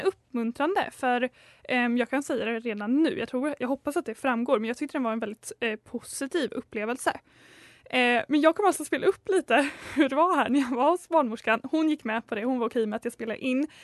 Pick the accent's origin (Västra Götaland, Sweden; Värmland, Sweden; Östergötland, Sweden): Östergötland, Sweden; Linköping; moved away; i somras så var jag hemma i Linky Pink